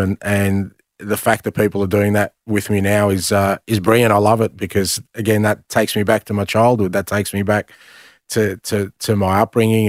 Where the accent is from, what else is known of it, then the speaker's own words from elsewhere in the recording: Melbourne, Victoria, Australia; moved away as an adult; also born or lived in Greece; now in Glasgow, United Kingdom; I grew up in Australia